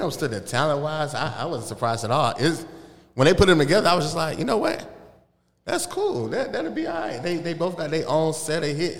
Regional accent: Atlanta, Georgia, United States; also born or lived in Los Angeles; I'm from Atlanta.

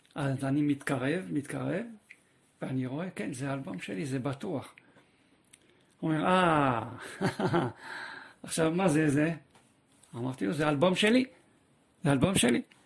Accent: Paris, Île-de-France, France; also born or lived in Kfar Saba, Israel; now in Israel; גדלתי בצרפת, אה, בפריס

